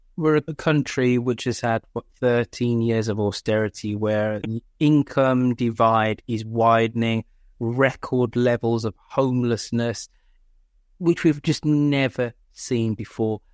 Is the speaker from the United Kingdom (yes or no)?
yes; United Kingdom; I am British